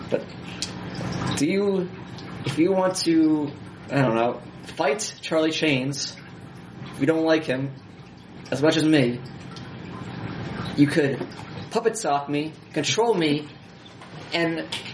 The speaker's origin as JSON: {"language": "English", "country": "Canada", "said": "Well, I get French because I'm French Canadian, so I have French, so I can speak French."}